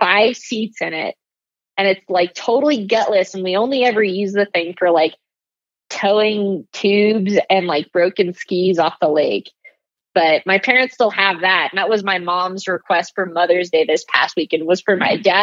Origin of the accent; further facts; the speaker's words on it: San Ramon, California, United States; moved away as an adult; also born or lived in Hayward, California; now in Reno, United States; Californian. Yep. Born and raised. So I'm originally from the San Francisco Bay Area, born in Hayward, pretty much raised in San Ramon